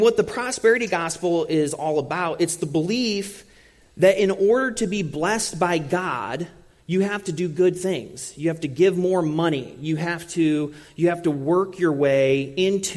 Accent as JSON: {"language": "English", "country": "United States", "said": "being from a different culture and being the American"}